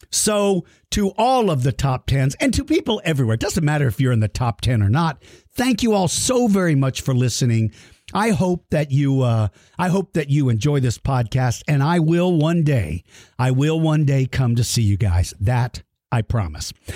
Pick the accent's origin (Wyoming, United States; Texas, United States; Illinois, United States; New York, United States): Texas, United States; San Antonio; my hometown of San Antonio, Texas